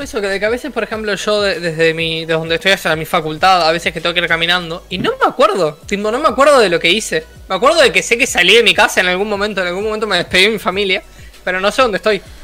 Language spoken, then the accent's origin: Spanish; Uruguay; yo, que soy de Latinoamérica